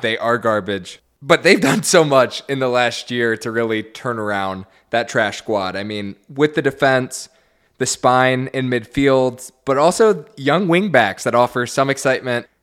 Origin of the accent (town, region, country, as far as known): United States